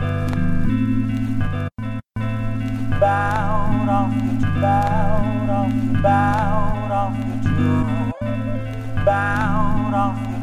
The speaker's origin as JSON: {"language": "English", "region": "New York", "country": "United States", "moved": "yes", "lives_now": "Atlanta, United States", "said": "We're both in Atlanta, but I'm originally from New York"}